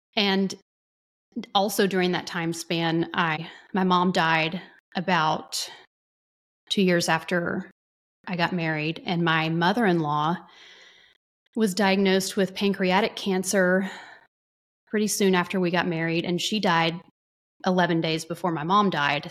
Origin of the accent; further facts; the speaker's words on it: North Texas, United States; also born or lived in Dallas; I grew up in a small-ish Texas town, city slash city in North Texas